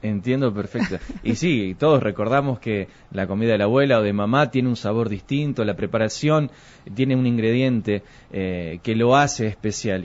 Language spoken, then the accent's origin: Spanish; Argentina; como buen argentino que somos